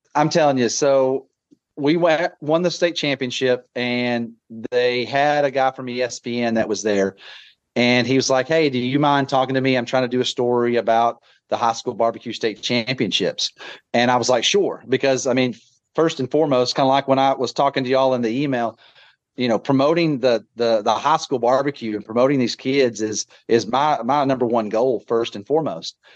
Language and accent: English; Texas, United States; growing up in Texas and being a Texas Ranger fan